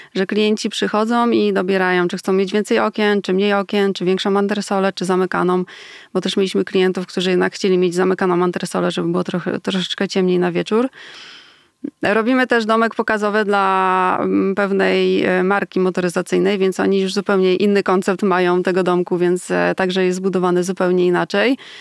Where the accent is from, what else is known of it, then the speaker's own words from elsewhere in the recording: Poland; u nas w Polsce